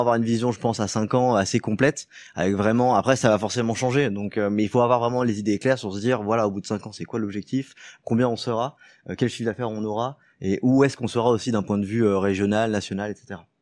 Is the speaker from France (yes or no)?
yes; Lyon, Auvergne-Rhône-Alpes, France; also born or lived in Paris; Je suis lyonnais euh, de base